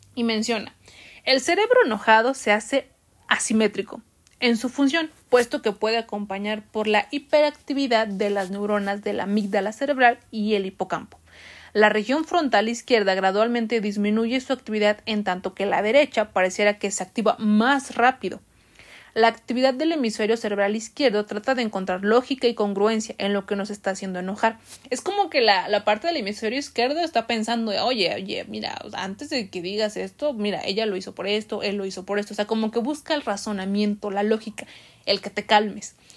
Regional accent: Mexico; nosotros como mexicanos

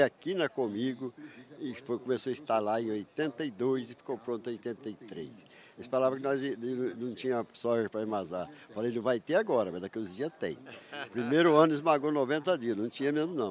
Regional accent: Tuverá, São Paulo, Brazil; moved away as an adult; also born or lived in Aramina, São Paulo; now in Rio Verde, Brazil; Nasci em Aramina, São Paulo, perto de 100 quilômetros para cá de Ribeirão. Uhum. Me criei ali em Tuverá

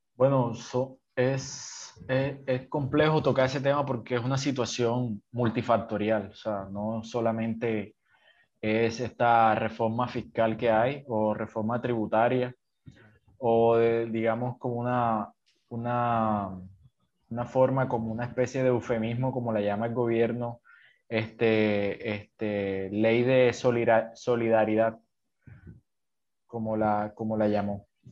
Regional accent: Sincelejo, Sucre, Colombia; moved away as an adult; now in Cartagena, Colombia; yo soy de una ciudad pequeña de Colombia, de, del norte de Colombia, que se llama Cincelejo, pero ahorita ya llevo dos años viviendo en, en una ciudad

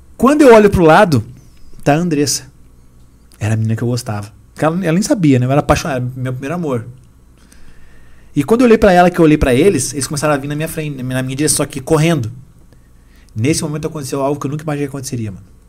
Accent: Rio Grande do Sul, Brazil; moved away; also born or lived in São Paulo; Lá de onde eu vim, no Rio Grande do Sul

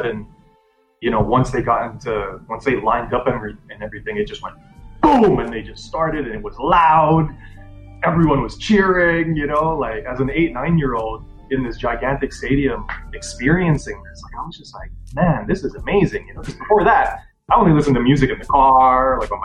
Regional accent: Jakarta, Indonesia; moved away; I was born and I grew up in Indonesia. And when I was 8 years old, we moved to the capital, Jakarta

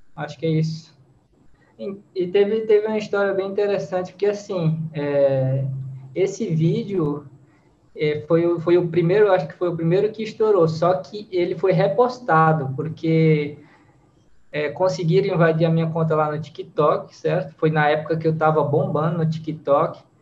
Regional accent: Fortaleza, Ceará, Brazil; accent: Ceará / Fortaleza accent; moved away as an adult; now in Santa Catarina, Brazil; Sou natural de Fortaleza, lá do Ceará. E atualmente estou morando em Santa Catarina

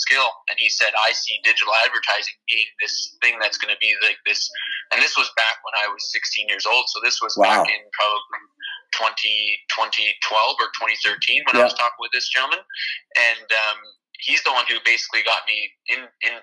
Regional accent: Fort McMurray, Alberta, Canada; moved away; also born or lived in California; my hometown, Fort McMurray.

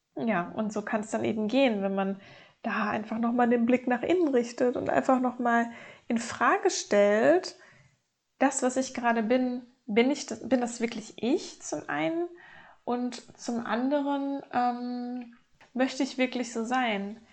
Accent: North Rhine-Westphalia, Germany; aufgewachsen in Nordrhein-Westfalen mit meiner Mutter zusammen.

